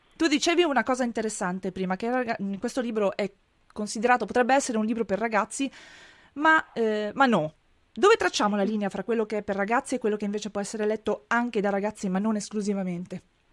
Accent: Friuli-Venezia Giulia, Italy; Io sono Friulana

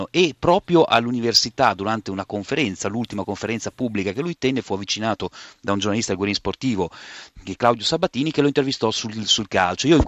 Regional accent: Bologna, Emilia-Romagna, Italy

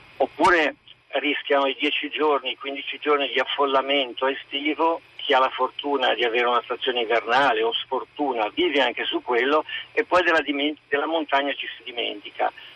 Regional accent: Cerreto Alpi, Emilia-Romagna, Italy; Nel mio paese, Cerreto Alpi

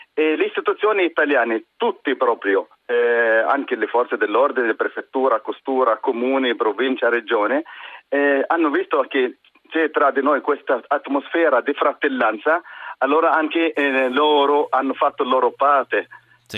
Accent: near Nazareth, Northern District, Israel; Italian is a second language; moved away as an adult; also born or lived in Germany; now in Trieste, Italy; sono arabo-israeliano, palestinese israeliano, eh, musulmano, eh, abito in una città vicino a Nazareth

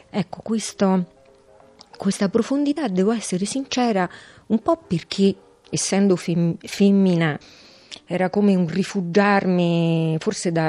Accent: Rome, Lazio, Italy; E io abito in questa zona ormai da una trentina d'anni. E prima invece ho abitato, sono nata e vissuta in Prati, in una vecchia casa, era la casa paterna dei miei nonni paterni

